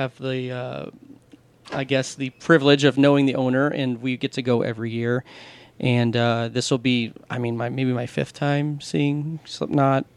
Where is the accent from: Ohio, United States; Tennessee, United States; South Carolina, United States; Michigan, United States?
Ohio, United States; Akron; born and raised in Akron, Ohio.